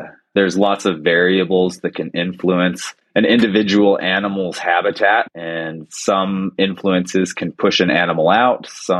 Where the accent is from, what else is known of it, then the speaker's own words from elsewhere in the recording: United States; as I grew up around Yellowstone.